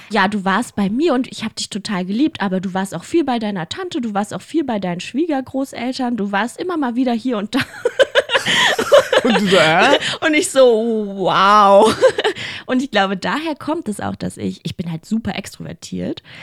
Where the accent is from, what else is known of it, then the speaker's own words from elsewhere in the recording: Mongolia; now in Germany; Also ich bin ja in der Mongolei geboren und ich war ja die ersten zwei Jahre da.